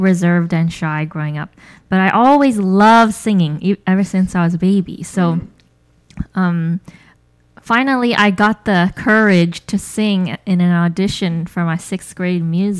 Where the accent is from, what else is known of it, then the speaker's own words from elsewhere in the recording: Bay Area, California, United States; also born or lived in New York; I'm born and raised in the Bay Area. So I've been here most of my life, except for college. I went to Southern California, and I've lived abroad briefly and in New York briefly, and then I came back.